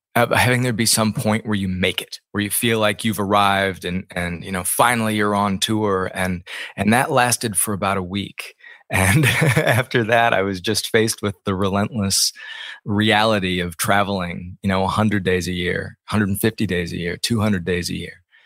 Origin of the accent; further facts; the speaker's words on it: Ames, Iowa, United States; I grew up in Ames, Iowa